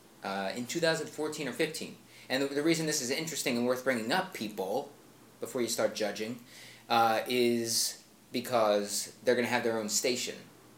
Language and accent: English; Philadelphia, Pennsylvania, United States; moved away; also born or lived in Chicago; my hometown, Philadelphia